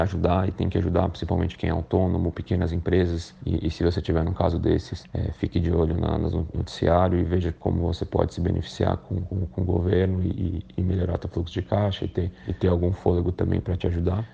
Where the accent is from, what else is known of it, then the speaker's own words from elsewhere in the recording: Brazil; moved away as an adult; now in Portugal; eu sou brasileiro, mas eu moro em Portugal há um ano e três meses